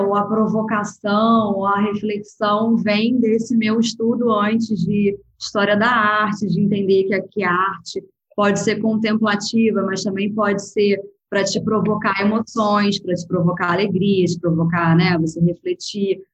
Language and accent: Portuguese; Rio de Janeiro, Brazil; also born or lived in Lisbon, Portugal / Spain; eu sou do Rio